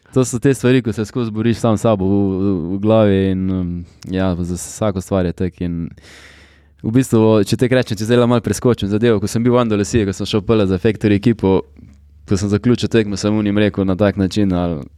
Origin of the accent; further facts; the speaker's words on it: Carinthia, Slovenia; ponosen in z veseljem povem, da sem iz Slovenije.